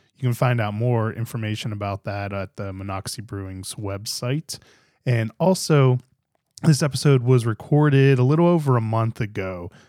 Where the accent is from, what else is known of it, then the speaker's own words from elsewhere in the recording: Pittsburgh, Pennsylvania, United States; moved away as an adult; also born or lived in Germantown, Maryland; now in Maryland, United States; I grew up in Pittsburgh